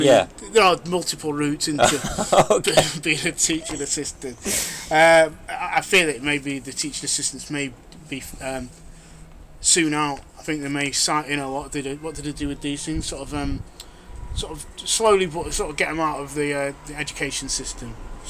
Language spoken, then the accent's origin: English; Manchester, North West England, United Kingdom; I'm Mancunian.